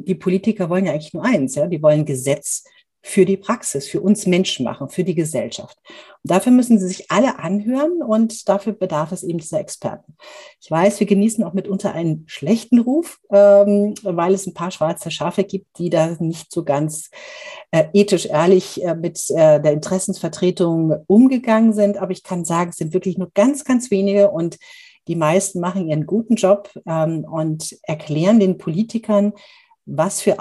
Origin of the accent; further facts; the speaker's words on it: Munich, Bavaria, Germany; born there; accent: Bavarian; bin gebürtige Münchnerin, das hört man vielleicht nicht ganz so stark, aber äh, wenn ich mit meiner bayerischen Freundin äh, Julia Knorr, ähm, die ich auch heute Abend noch treffe, ähm, rede, dann verfalle ich immer wieder in so einen leicht bayerischen Singsang.